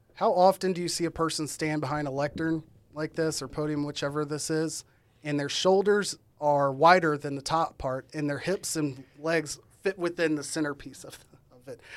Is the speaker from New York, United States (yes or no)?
no; Arlington, Texas, United States; I'm from Arlington, Texas